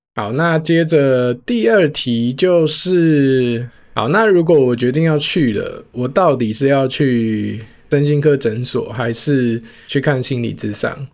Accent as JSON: {"language": "Chinese", "region": "Taoyuan", "country": "Taiwan", "tie": "born or raised there", "said": "我的家乡桃园"}